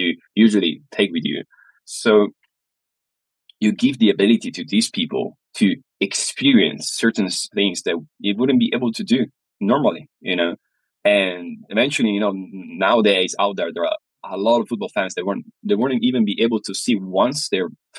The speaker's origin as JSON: {"language": "English", "area": "near Venice", "region": "Veneto", "country": "Italy", "tie": "born or raised there", "said": "I was born close to Venice"}